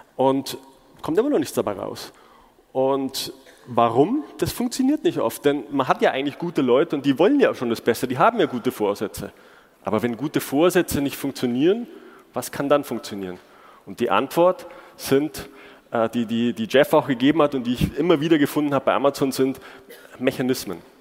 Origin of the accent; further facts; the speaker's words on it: Munich, Bavaria, Germany; moved away as an adult; also born or lived in China / Seattle; ich bin, wie der Name schon sagt, gebürtiger Münchner